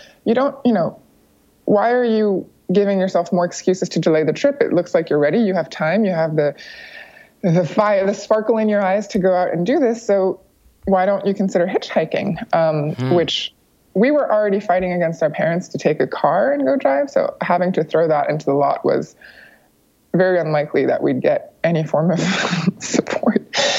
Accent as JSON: {"language": "English", "country": "United States", "tie": "born there", "said": "I was born in the United States, so I have American citizenship."}